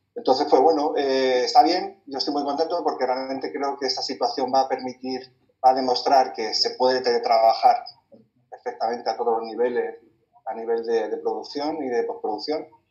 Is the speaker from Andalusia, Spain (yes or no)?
yes; Granada, Andalusia, Spain; moved away as an adult; also born or lived in Madrid; nací en Granada hace ya un montón de años y desde muy pequeñito